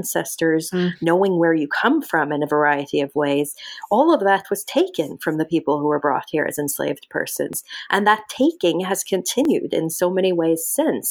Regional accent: Norway; moved away; My mother's from Iraq, my father's from Norway, and I grew up in Norway

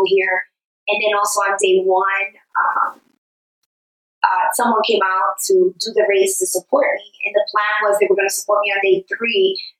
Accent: New York City, New York, United States; I'm from New York.

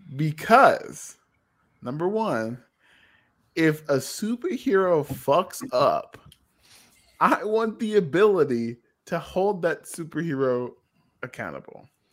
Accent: United States; we're Americans

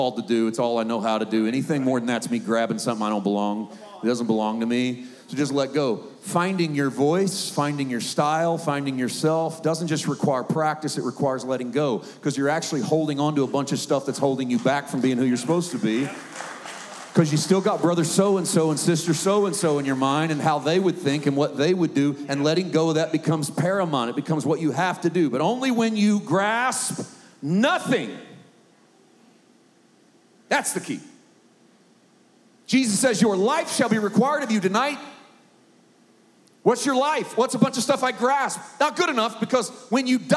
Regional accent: Poplar Bluff, Missouri, United States; Southeast Missouri, I was born and raised in Poplar Bluff, Missouri

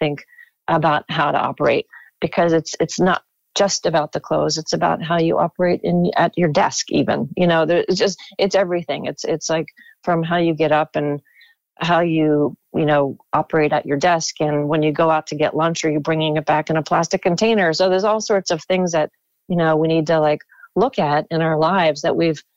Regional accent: Baltimore, Maryland, United States; moved away as an adult; also born or lived in Los Angeles / London; I grew up in Maryland and I worked and went to school at the art school there

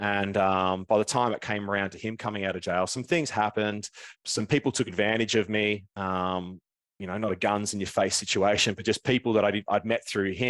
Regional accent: Melbourne, Victoria, Australia; I was born down in Melbourne. I grew up in the northeast suburbs

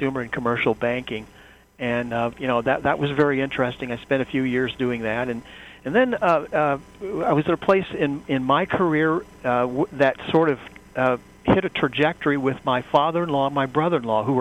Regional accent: Wabash, Indiana, United States; I grew up in a town in northern Indiana, Wabash, Indiana

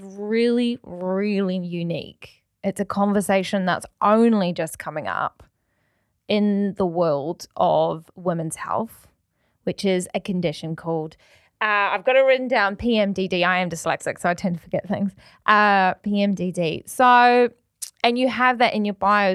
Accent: New Zealand; now in Manchester, United Kingdom; I'm from New Zealand. I'm from Aotearoa, so rugby, like the Welsh, is in our veins.

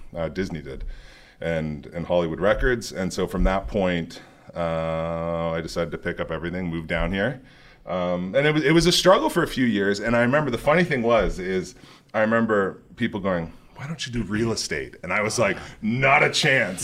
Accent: Toronto, Ontario, Canada; I grew up in Toronto, Canada.

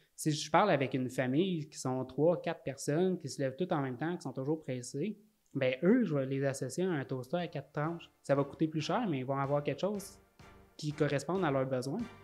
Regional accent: Salaberry-de-Valleyfield, Quebec, Canada; je viens de Valleyfield

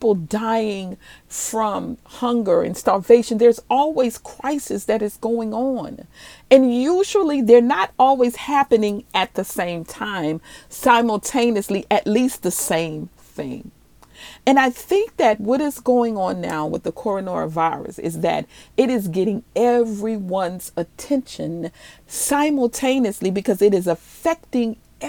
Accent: New Orleans, Louisiana, United States; moved away; also born or lived in Maryland / Dallas, Texas / Cedar Hill, Texas; I am originally from New Orleans, Louisiana.

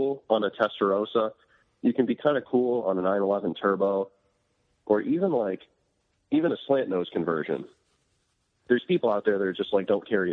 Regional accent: Midwest, United States; growing up in the Midwest

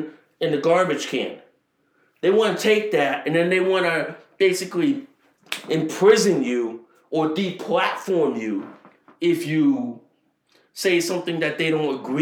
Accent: United States; I live in the United States of America

